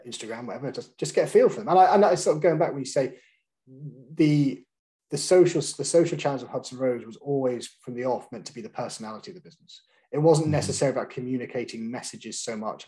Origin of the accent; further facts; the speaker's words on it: Scotland, United Kingdom; moved away; I am Scottish